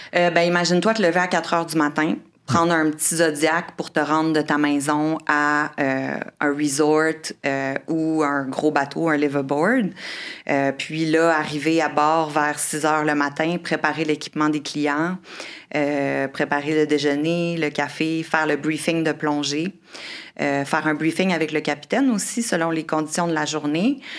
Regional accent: Quebec City, Quebec, Canada; moved away as an adult; also born or lived in Australia / Caribbean / Costa Rica / Honduras; j'ai grandi à Québec

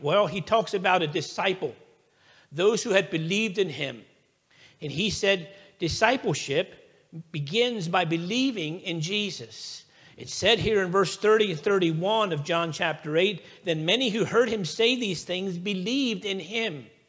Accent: United States; I am an American

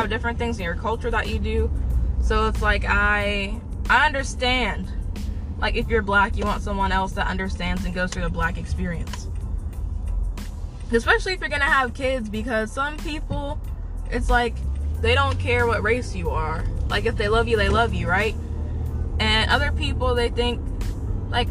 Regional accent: West Virginia, United States; me growing up in the West Virginia public school system

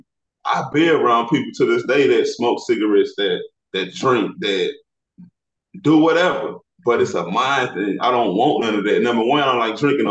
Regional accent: Illinois, United States; moved away as an adult; now in Texas, United States; I'm from Illinois, bro. I stay in Texas

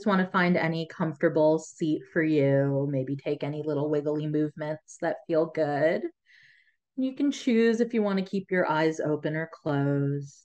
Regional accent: United States; first language Tamil; English is a second language; My parents moved here right before they had me

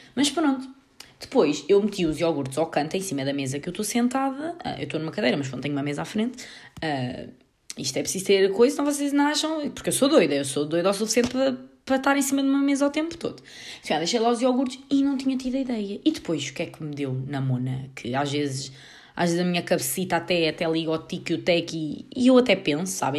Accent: Portugal; nem sabem se eu sou inglesa ou se sou portuguesa

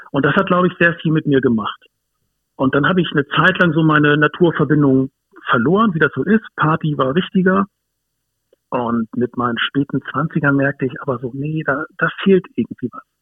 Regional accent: Hamburg, Germany; ich bin aufgewachsen in Hamburg, ähm, im, im östlichen Speckgürtel von Hamburg. Da ist es relativ grün, was viele vielleicht gar nicht wissen oder ahnen.

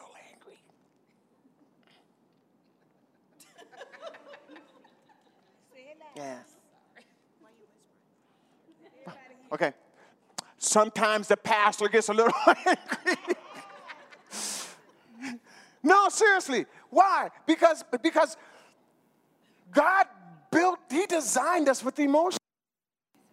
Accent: North Pole, Alaska, United States; I was raised in North Pole, Alaska.

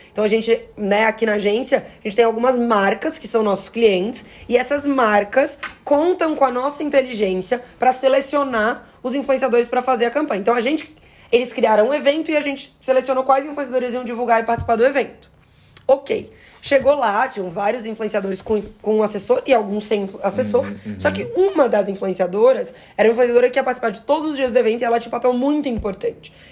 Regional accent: Florianópolis, Santa Catarina, Brazil; eu sou lá de Florianópolis.

